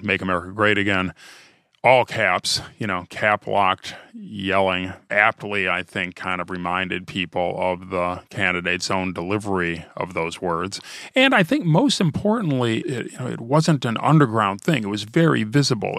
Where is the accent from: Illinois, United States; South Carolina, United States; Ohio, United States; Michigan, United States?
Ohio, United States; I'm from Ohio